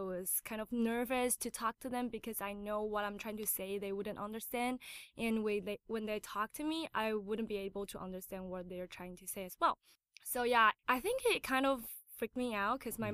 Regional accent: Taiwan; English is a second language; moved away; also born or lived in United States / Canada; I was born in America, but I was raised in Taiwan

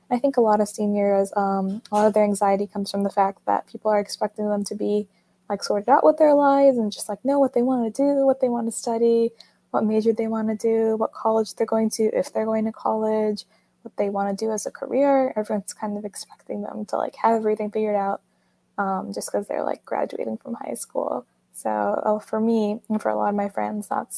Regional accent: Atlanta, Georgia, United States; I'm from Atlanta, Georgia

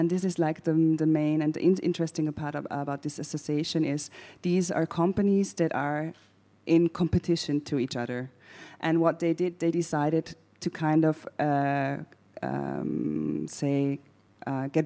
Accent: Bregenz, Vorarlberg, Austria; English is a second language; moved away; also born or lived in Vienna; because I was born in Vorarlberg in Bregenz

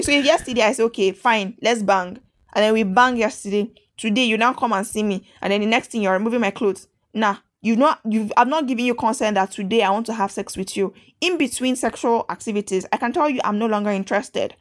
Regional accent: Nigeria; I'm not an Italian. I'm a Nigerian.

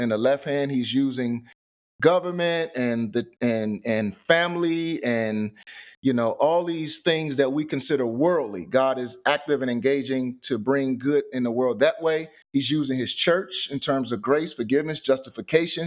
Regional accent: St. Louis, Missouri, United States; I am from Saint Louis, Missouri, born and raised.

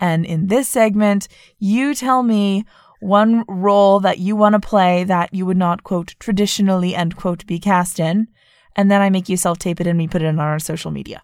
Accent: Vermont, United States; moved away as an adult; I grew up in Vermont and, like, it's very white

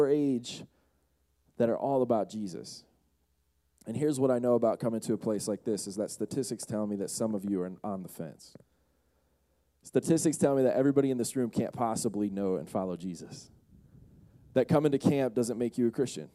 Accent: Bay City, Michigan, United States; I'm from Saginaw Bay City area, which is in the Lower Peninsula

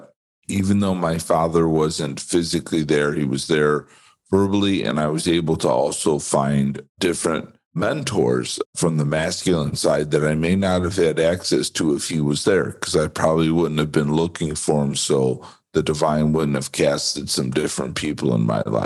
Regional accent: Chicago, Illinois, United States; I grew up just outside of Chicago

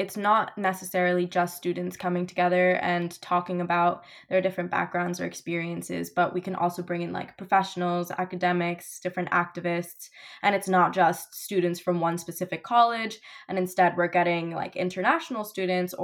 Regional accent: New Jersey, United States; I live in New Jersey. I grew up in Jersey

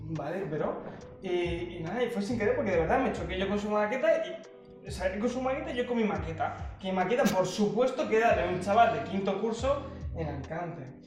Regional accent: Uruguay; now in Valladolid, Spain; y yo, uruguayo

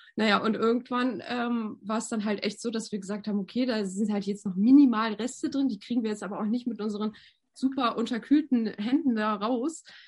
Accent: Novosibirsk, Novosibirsk Oblast, Russia; moved away; Ich bin ja in Sibirien geboren, im Novosibirsk.

